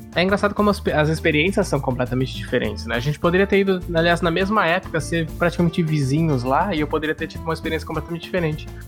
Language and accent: Portuguese; Brazil; moved away as an adult; also born or lived in Australia; now in Canada